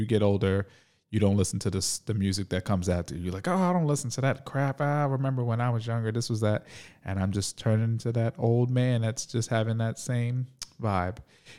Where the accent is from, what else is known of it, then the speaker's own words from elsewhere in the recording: New York City, New York, United States; I grew up in Harlem, so people mainly listen to hip hop and rap.